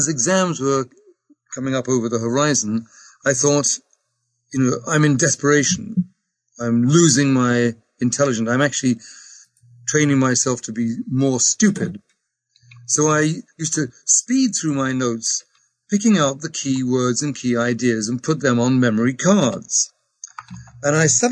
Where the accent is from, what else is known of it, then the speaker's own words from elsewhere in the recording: England, United Kingdom; I am English.